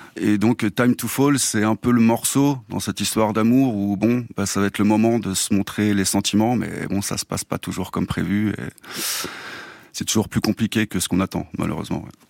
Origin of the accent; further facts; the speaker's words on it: Clamecy, Bourgogne-Franche-Comté, France; moved away; je viens de, de Clamcy, une, une, petite ville euh, dans la Nièvre